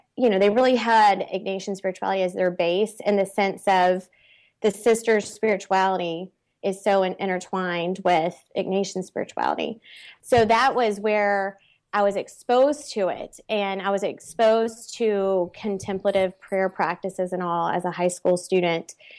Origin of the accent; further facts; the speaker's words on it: Baton Rouge, Louisiana, United States; I'm from Baton Rouge